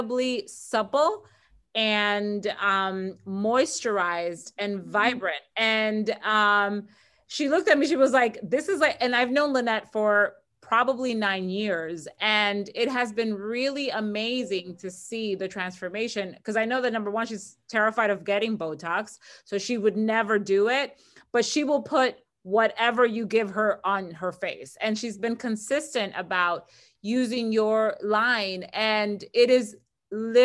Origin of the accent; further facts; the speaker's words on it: Dominican Republic; now in United States; I'm originally from the Dominican Republic